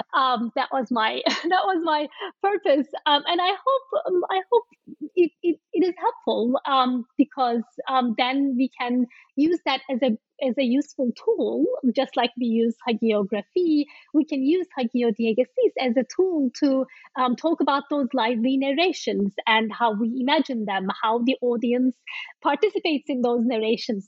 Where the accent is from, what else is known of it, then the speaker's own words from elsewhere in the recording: Turkey; I am from Turkey